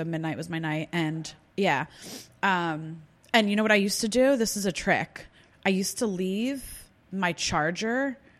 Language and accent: English; New Jersey, United States; moved away as an adult; now in Philadelphia, United States; I'm from South Jersey originally.